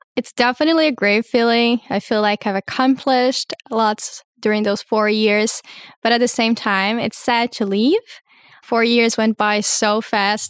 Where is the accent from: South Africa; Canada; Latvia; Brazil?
Brazil; also born or lived in United States; now in Hamburg, Germany; I come from Brazil, finished high school in the U S